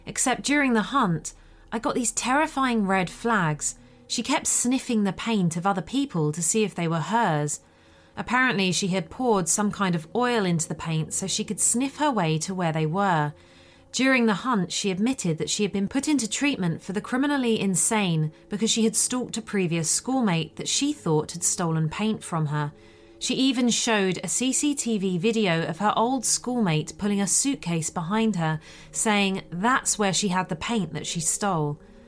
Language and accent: English; Sweden; it happened in my home country of Sweden when I went to an art school for a summer course